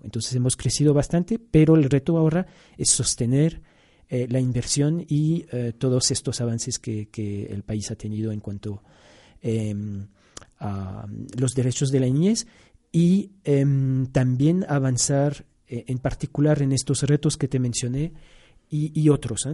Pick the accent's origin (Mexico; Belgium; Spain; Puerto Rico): Belgium; Brussels, Brussels-Capital Region; also born or lived in Angola / Yemen; now in Quito, Ecuador; originalmente soy de Bélgica, nací en, Bruselas, ya ecuatoriano desde el 2008 también